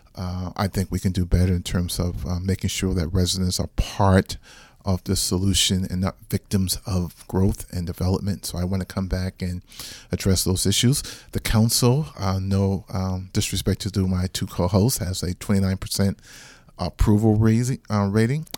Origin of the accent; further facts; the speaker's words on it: Charleston, South Carolina, United States; moved away as an adult; now in Charlotte, United States; born and raised in Charleston, South Carolina